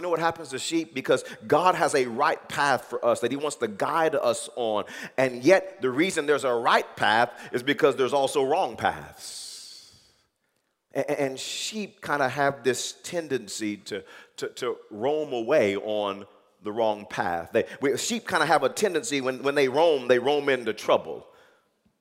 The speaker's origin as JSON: {"language": "English", "town": "Wewoka", "region": "Oklahoma", "country": "United States", "tie": "born or raised there", "said": "growing up in Wewoka"}